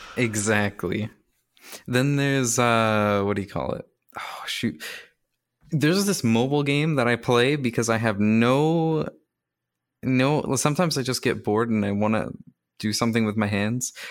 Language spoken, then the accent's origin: English; Canada; I'm also Canadian